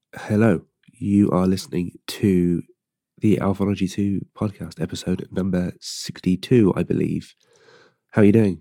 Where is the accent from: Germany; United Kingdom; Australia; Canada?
United Kingdom; Gloucester, South West England; I'm from a place called Gloucester, or Gloucester, Gloucester